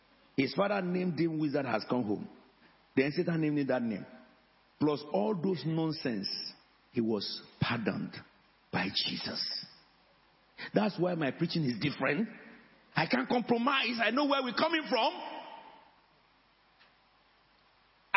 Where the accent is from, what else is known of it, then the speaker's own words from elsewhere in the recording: Abeokuta, Ogun State, Nigeria; now in United Kingdom; I am from Abeokuta.